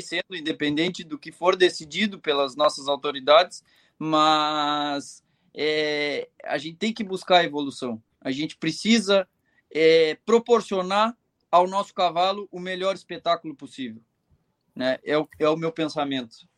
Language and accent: Portuguese; Rio Grande do Sul, Brazil; eu sou gaúcho, eu cultivo muito as tradições